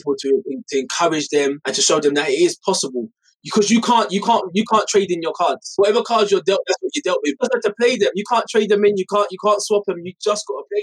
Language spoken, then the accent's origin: English; London, United Kingdom; I was brought up in Hackney